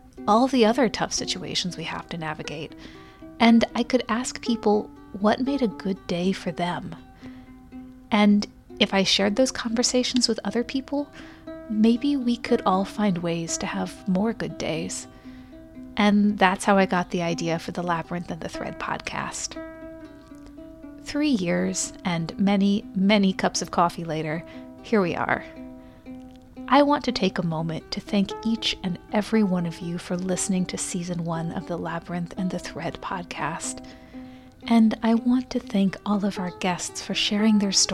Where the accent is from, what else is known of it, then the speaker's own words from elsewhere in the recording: Bloomington, Indiana, United States; my hometown in Bloomington, Indiana